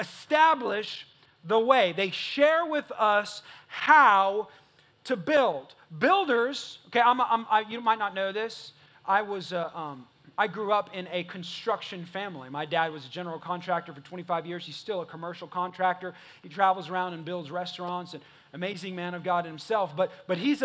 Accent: California, United States; now in Texas, United States; I ain't from Texas. I'm not from here. I'm from California

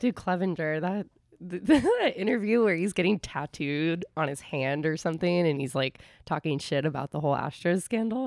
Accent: San Carlos, California, United States; moved away as an adult; now in New York, United States; I grew up in San Carlos.

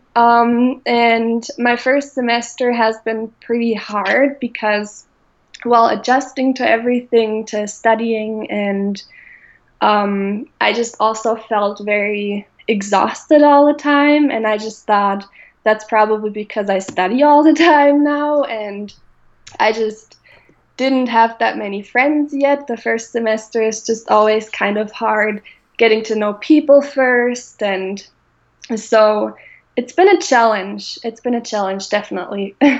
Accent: Bavaria, Germany; moved away as an adult; now in Minnesota, United States; I come from Germany, from Bavaria, um, more specifically. Um, and I just recently moved to Minnesota um, last year in August

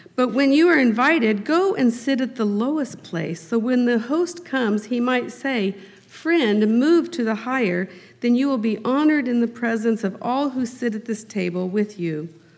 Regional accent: Harrisonville, Missouri, United States; I was raised in Harrisonville, Missouri, so just uh, southeast of here

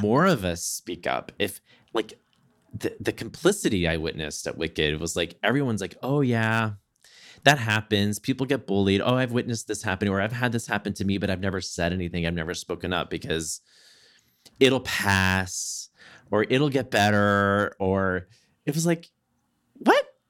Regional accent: Southeast Texas, United States; I grew up in Southeast Texas.

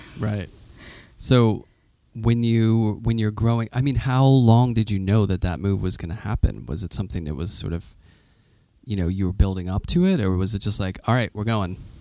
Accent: Pittsburgh, Pennsylvania, United States; I'm from Pittsburgh, and we that's like the vernacular we say. Yeah. I grew up next to Chartier's Creek

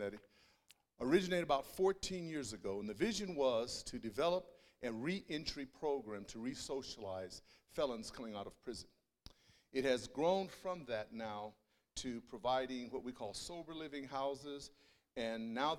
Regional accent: Denver, Colorado, United States; born there; First of all … I was born in Denver, Colorado, educated at the University of Colorado, and did my master's of systematic theology at Denver Seminary.

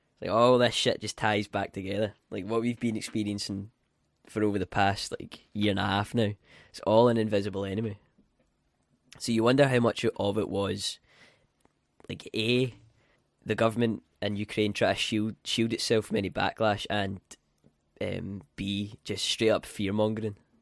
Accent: Scotland, United Kingdom; I'm from Scotland

